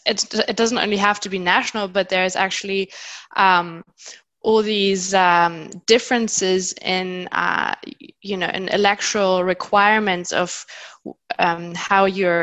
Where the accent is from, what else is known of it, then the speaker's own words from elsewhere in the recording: near Frankfurt am Main, Hesse, Germany; I identify mostly as a European, but also as being from the area where I grew up, which is near Frankfurt am Main in the center of Germany. So I would identify as a Hesse and as a European.